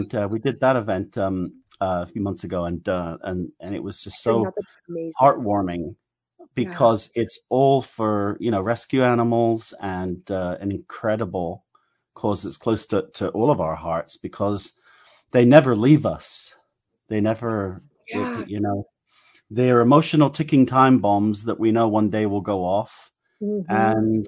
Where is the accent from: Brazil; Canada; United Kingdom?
United Kingdom; England; accent: English; my English accent